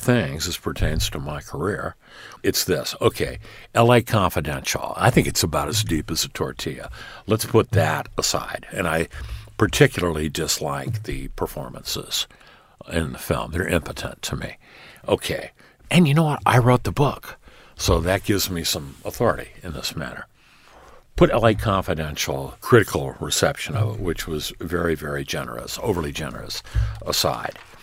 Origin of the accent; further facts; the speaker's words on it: Los Angeles, California, United States; the history of my hometown, L